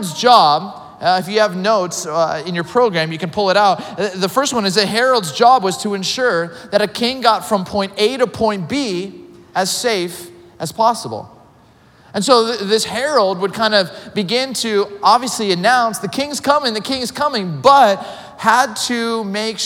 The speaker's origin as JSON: {"language": "English", "town": "Camarillo", "region": "California", "country": "United States", "tie": "born or raised there", "said": "I grew up in Southern California"}